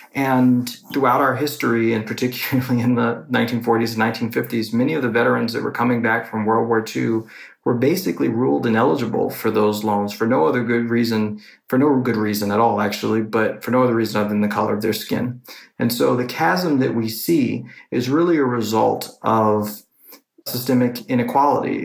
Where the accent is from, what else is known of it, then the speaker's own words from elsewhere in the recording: New York City, New York, United States; now in Washington, D.C., United States; I'm from New York City and I'm living in Washington, D.C.